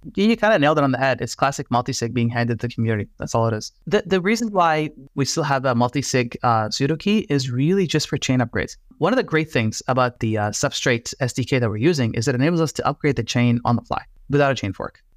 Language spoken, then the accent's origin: English; Iraq; I'm Middle Eastern, right? I'm from Iraq